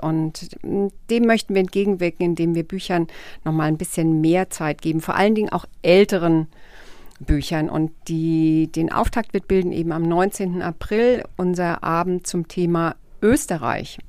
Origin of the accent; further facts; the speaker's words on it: Rhine-Main area, Hesse, Germany; accent: Hessian; in meiner heimatlichen Mundart, nämlich in Hessisch, vortragen. Ich bin ja ähm, ein Kind des Rhein-Main-Gebiets